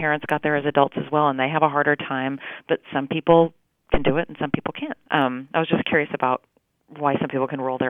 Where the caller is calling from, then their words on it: Fort Worth, Texas, United States; I'm calling from Fort Worth, Texas.